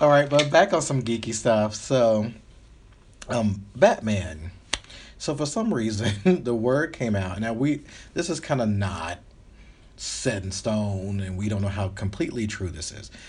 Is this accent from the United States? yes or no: yes; the South, United States; now in Los Angeles, United States; I'm from the South, but I'm